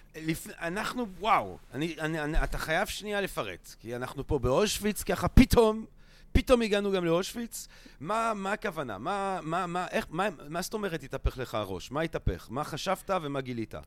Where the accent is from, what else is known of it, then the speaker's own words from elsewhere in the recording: Belgium; accent: French; Hebrew is a second language; now in Israel; אני לא באמת מערד, אני מבלגיה